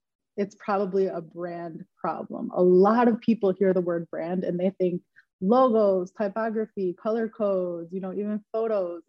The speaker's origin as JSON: {"language": "English", "town": "Dearborn", "region": "Michigan", "country": "United States", "moved": "yes", "lives_now": "Los Angeles, United States", "said": "I'm from Michigan, specifically Dearborn, Michigan, and now I currently live and work out"}